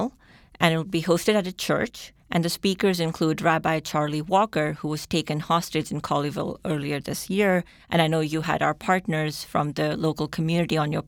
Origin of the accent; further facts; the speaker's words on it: Pakistan; moved away; I'm originally from Pakistan